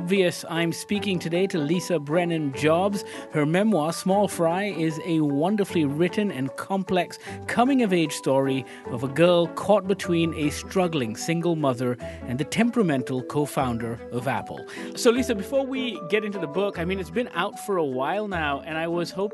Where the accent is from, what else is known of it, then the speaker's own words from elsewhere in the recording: Malaysia; I'm from Malaysia, I'm far away.